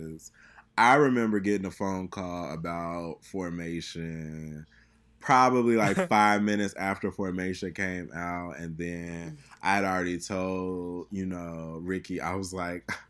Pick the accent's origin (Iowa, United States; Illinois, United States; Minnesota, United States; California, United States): Illinois, United States; Chicago; I grew up in Chicago